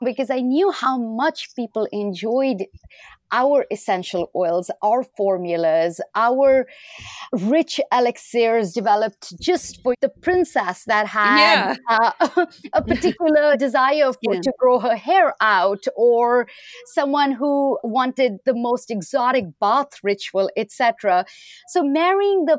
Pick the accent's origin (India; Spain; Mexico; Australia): India; moved away as an adult; now in United States